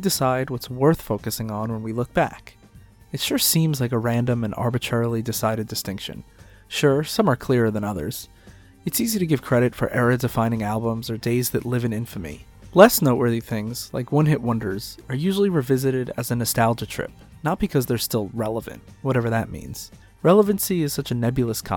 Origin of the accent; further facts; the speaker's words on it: New York City, New York, United States; I'm a New Yorker